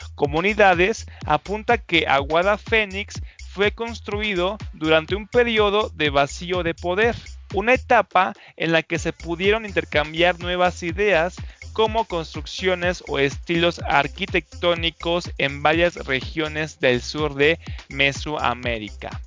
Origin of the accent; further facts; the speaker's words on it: Mexico; Nosotros como mexicanos